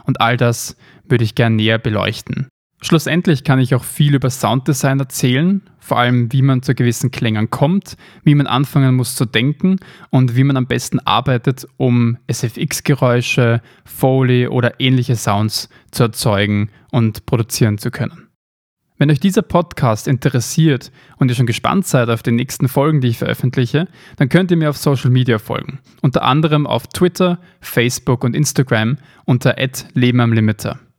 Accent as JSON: {"language": "German", "region": "Vienna", "country": "Austria", "tie": "born there", "said": "Ich bin geboren in Wien, lebe derzeit auch dort 24 Jahre alt"}